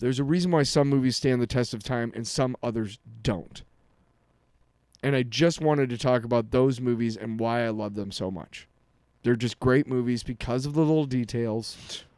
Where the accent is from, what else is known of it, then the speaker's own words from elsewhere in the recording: Iowa City, Iowa, United States; moved away; I grew up in Iowa City